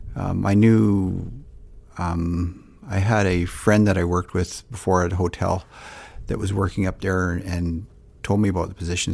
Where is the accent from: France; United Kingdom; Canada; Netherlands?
Canada; Surrey, British Columbia; moved away as an adult; also born or lived in Whitehorse, Yukon / Cochrane, Alberta / Lethbridge, Alberta; I grew up, um, I guess you'd say on the West Coast in Surrey, B C